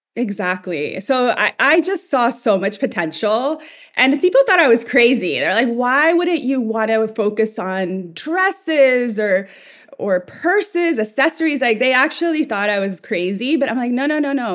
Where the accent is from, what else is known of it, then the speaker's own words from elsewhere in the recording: El Salvador; moved away; I'm from El Salvador originally. And in my family, we really cared about what we looked like at home